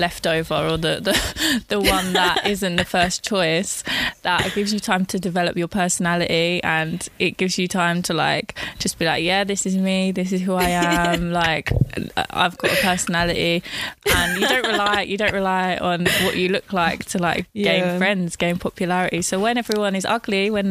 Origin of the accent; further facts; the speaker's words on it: Essex, East of England, United Kingdom; I'm from Essex. I'm from a small town where it's very, very, how do I put this? It's not a very diverse area. I was the only, like, one of the only people of colour in my year group at school